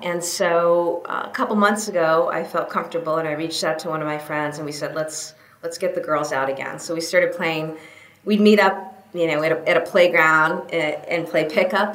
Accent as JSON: {"language": "English", "region": "New Hampshire", "country": "United States", "tie": "born or raised there", "moved": "yes", "said": "I grew up in New Hampshire"}